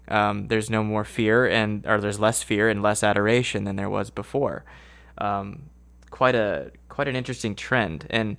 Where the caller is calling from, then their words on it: Idaho, United States; I'm in within the United States. I'm calling you from Idaho.